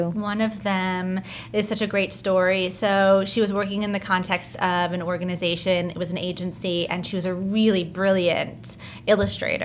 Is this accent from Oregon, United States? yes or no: no; New Jersey, United States; moved away as an adult; also born or lived in London, United Kingdom; now in Brooklyn, United States; I was born in London, grew up in New Jersey, and now I reside in Brooklyn